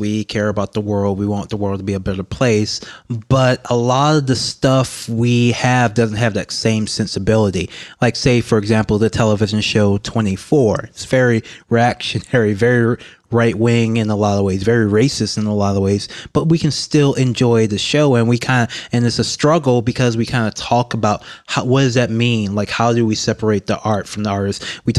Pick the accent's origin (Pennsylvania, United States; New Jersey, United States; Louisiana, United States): Louisiana, United States; Baton Rouge; I'm from Baton Rouge, Louisiana. I've always been interested in politics because I'm a black man from Louisiana